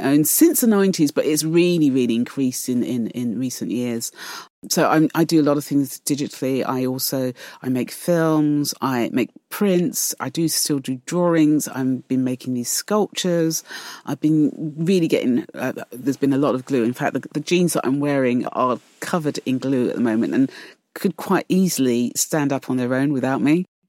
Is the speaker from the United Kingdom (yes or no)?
yes; London, United Kingdom; growing up, and growing up in East London